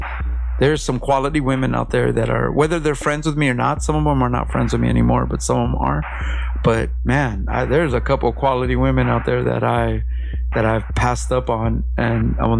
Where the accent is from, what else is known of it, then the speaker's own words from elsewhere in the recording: Los Angeles, California, United States; now in Long Beach, United States; I'm from Mid City, but I've been in Long Beach for a couple years now.